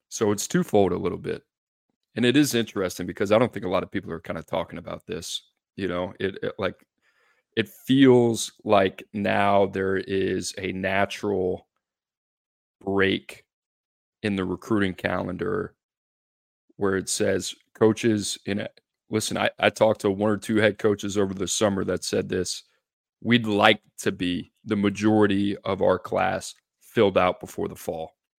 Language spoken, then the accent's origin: English; New Orleans, Louisiana, United States; now in Nashville, United States; growing up in New Orleans